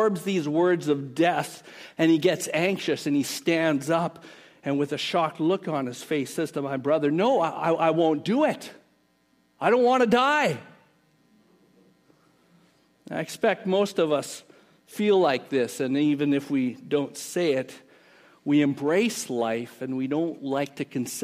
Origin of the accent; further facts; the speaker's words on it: Canada; moved away; We grew up in Canada